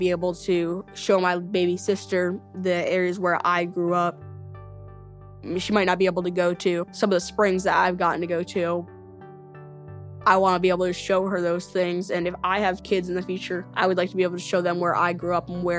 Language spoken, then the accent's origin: English; Melbourne, Florida, United States; I'm 14 years old and I'm from Melbourne, Florida